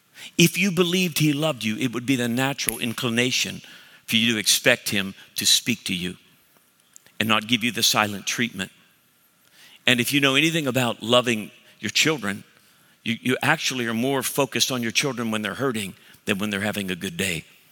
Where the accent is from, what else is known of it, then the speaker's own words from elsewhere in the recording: Cleveland, Ohio, United States; So I'm from Cleveland, I'm offended.